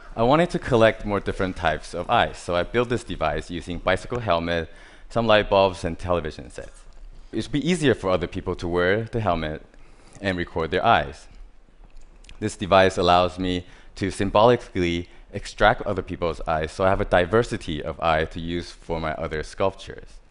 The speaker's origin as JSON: {"language": "English", "country": "Taiwan", "tie": "born or raised there", "said": "I was born in Taiwan. I grew up surrounded by different types of hardware stores."}